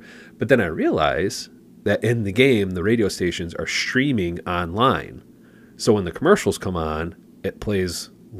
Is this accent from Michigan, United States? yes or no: yes; Okemos, Michigan, United States; a person wrote in from Okemos, Michigan. Nice. Which is where I grew up, which is kind of like what you're talking about. Mm-hmm. It's just a small, basically a postal district.